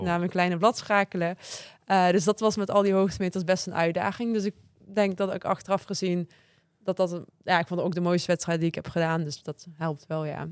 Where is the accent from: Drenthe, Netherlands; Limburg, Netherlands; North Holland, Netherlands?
Limburg, Netherlands; Maastricht; ik kom uit Maastricht